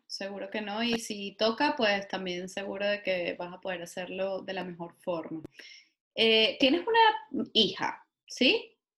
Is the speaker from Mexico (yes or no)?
no; Venezuela; moved away